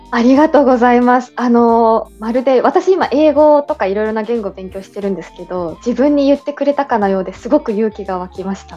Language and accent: Japanese; Yamagata, Japan; moved away as an adult; now in Kuala Lumpur, Malaysia; 私はあの地元出身が山形なので寒さには強